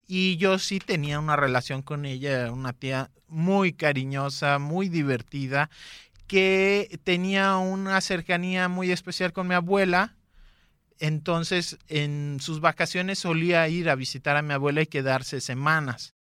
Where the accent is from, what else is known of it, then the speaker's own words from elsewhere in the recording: Guadalajara, Jalisco, Mexico; Nací aquí en Guadalajara en el 87